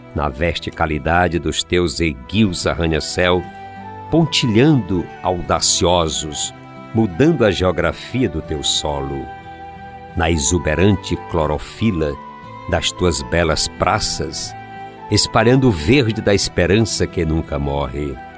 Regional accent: Piauí, Brazil; Sertões do meu Piauí

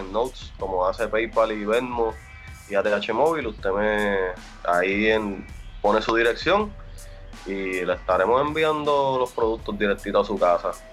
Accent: Puerto Rico; moved away as an adult; yo soy boricua

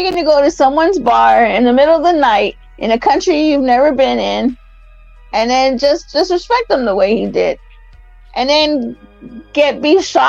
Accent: Texas, United States; You have to remember, we're from Texas

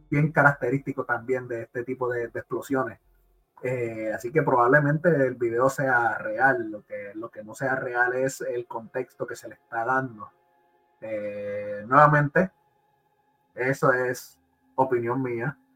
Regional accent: Puerto Rico; pues yo soy de, yo soy de Puerto Rico y es bien común ver transformadores explotando.

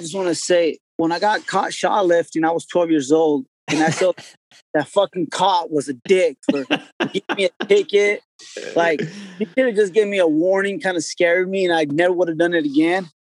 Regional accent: Yakima, Washington, United States; the part of Yakima where I grew up was, I didn't know, like, it was nice to me growing up because I was used to it.

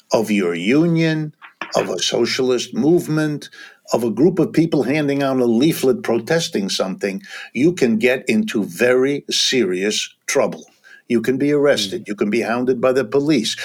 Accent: Ohio, United States; I was born in Ohio. I've lived all my life in the United States, worked all my life here

